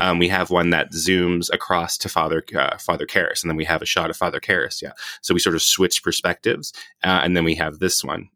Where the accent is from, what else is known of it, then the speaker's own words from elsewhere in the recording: Hawaii, United States; moved away; I'm from Hawaii originally.